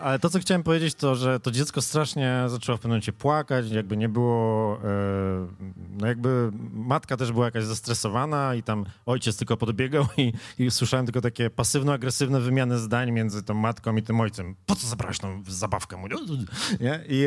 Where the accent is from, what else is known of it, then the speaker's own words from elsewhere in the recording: a village near Wrocław, Lower Silesian Voivodeship, Poland; moved away; ja się wychowywałem pod Wrocławiem w takiej wsi